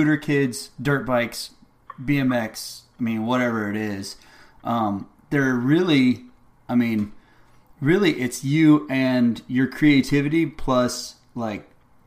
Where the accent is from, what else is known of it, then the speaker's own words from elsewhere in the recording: South Texas, United States; also born or lived in College Station, Texas; growing up in South Texas